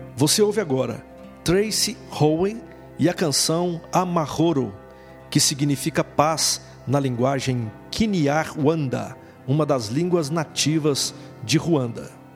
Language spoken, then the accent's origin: Portuguese; Central-West Region of Brazil, Brazil; nossa região centro-oeste, de onde sou originário